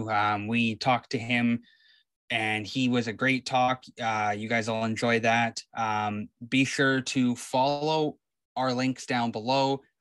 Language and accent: English; Chilliwack, British Columbia, Canada; I'm from Chilliwack